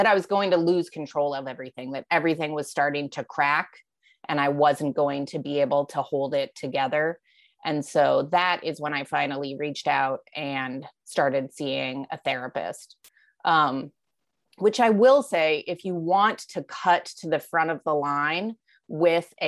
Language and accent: English; Alaska, United States; also born or lived in Philadelphia; now in Vermont, United States; having grown up in Alaska